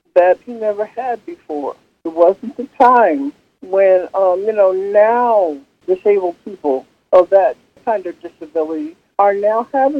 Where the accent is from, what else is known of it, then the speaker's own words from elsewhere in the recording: Peekskill, New York, United States; Yeah, and that's hard because I love my hometown. I love Peekskill. I always will. You know, I don't care who I meet, where I go. Peekskill is my hometown. You know, I'm still a hometown girl.